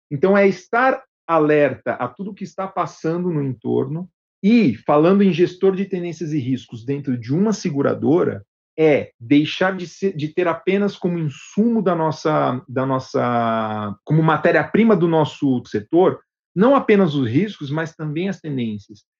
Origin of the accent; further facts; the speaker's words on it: Brazil; moved away as an adult; now in Medellín, Colombia; eu fui o primeiro brasileiro a vir para o escritório corporativo em Medellín